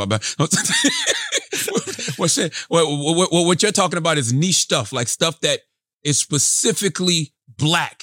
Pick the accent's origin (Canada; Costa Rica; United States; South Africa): United States; South Carolina; I'm from, I'm from the South, South Carolina